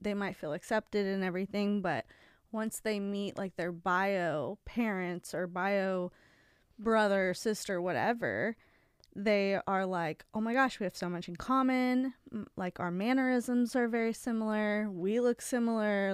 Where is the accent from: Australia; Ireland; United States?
United States; Ohio; moved away; I remember in Ohio when I was a hostess